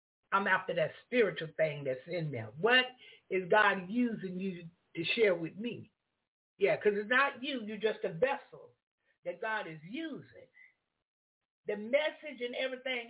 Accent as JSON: {"language": "English", "country": "United States", "said": "I'm from the United States"}